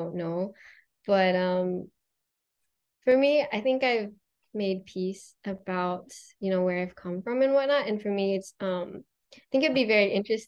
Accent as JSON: {"language": "English", "region": "Oregon", "country": "United States", "tie": "born or raised there", "also_born_or_lived": "China", "said": "I'm originally from Oregon"}